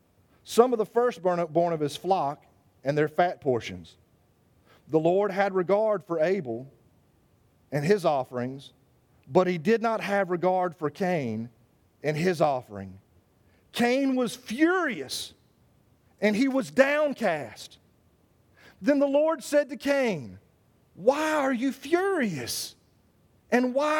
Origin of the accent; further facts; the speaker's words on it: United States; also born or lived in Savannah, Georgia; I am an American